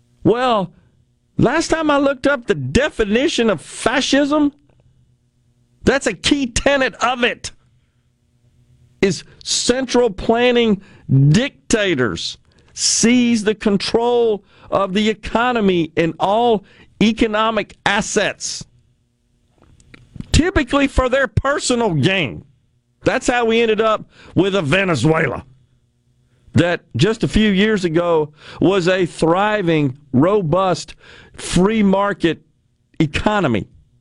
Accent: West Virginia, United States; I am a coal miner's daughter. Most of my family were coal miners. I was raised in the Hollers in West Virginia.

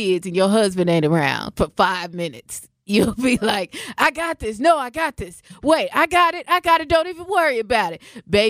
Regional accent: Washington, United States; also born or lived in Southern California / Central California; now in Wisconsin, United States; I mean, I'm from Washington. I'm saying Washington State, not D.C. I lived in Southern California. I lived in Central California. I've lived here in Wisconsin.

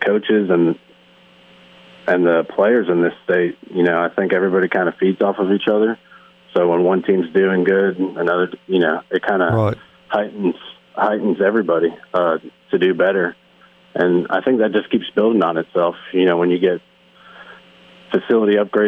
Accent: New Jersey, United States; moved away as an adult; growing up in New Jersey

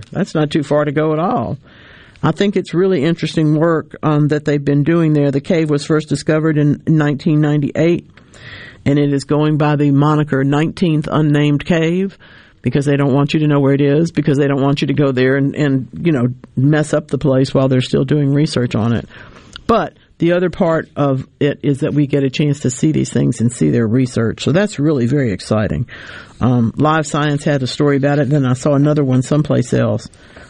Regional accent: North Louisiana, United States; I grew up in North Louisiana.

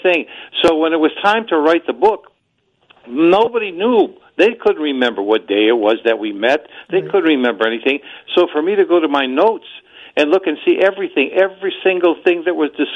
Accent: Cleveland, Ohio, United States; my hometown of Cleveland

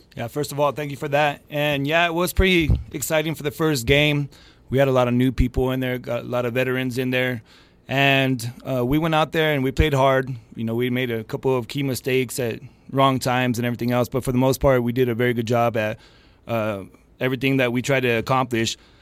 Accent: El Paso, Texas, United States; I'm actually from El Paso, but I have a lot of dealings with Las Cruces and El Paso, so I go back and forth

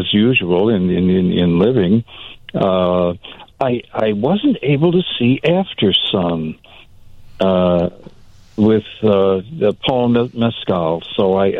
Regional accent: Ireland; I love that movie. Well, I'm Irish. What can I say? Those idiots are my peeps.

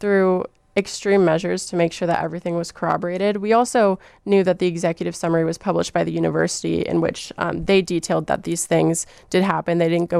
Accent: Miami, Florida, United States; now in Chicago, United States; Miami, Florida.

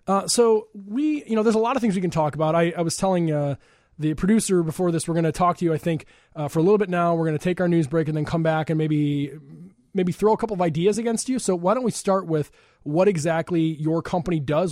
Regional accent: Chicago suburbs, Illinois, United States; I'm from the suburbs

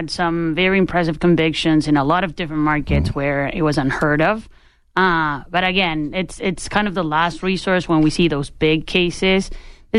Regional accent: Chile; moved away as an adult; now in Los Angeles, United States; I'm originally from Chile, where the company was founded, and I moved to L.A.

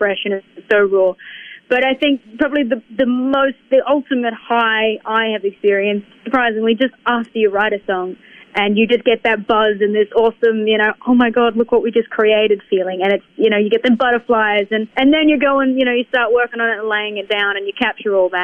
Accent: Tasmania, Australia; moved away as an adult; now in Nashville, United States; being a kid growing up in Australia

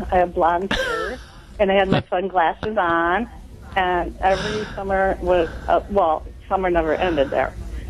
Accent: Racine, Wisconsin, United States; moved away as an adult; also born or lived in San Diego, California; now in Racine, United States; When I was 19, I moved from Racine to Southern California.

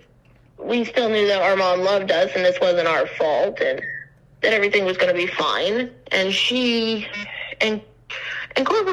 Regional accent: Casper, Wyoming, United States; also born or lived in Cheyenne; I grew up in Casper

